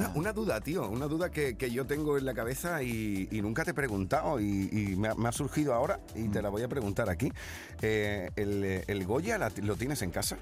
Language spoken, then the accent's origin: Spanish; Huelva, Andalusia, Spain; San Juan del Puerto, de mi tierra, de Huelva